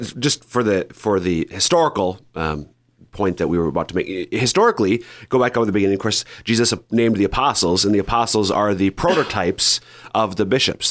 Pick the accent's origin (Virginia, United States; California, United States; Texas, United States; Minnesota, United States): Minnesota, United States; now in South Dakota, United States; my home parish in Minnesota